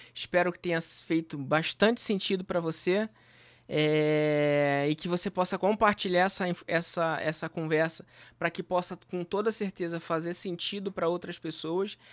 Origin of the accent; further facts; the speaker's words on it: Rio de Janeiro, Brazil; eu nasci em Senador Camará